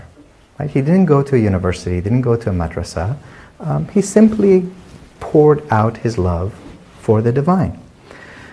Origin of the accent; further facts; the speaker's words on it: Isfahan, Iran; from my hometown